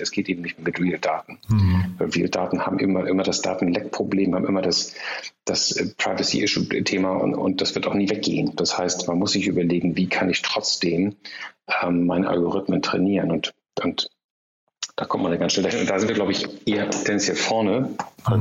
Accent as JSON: {"language": "German", "country": "Germany", "said": "wir als Deutsche"}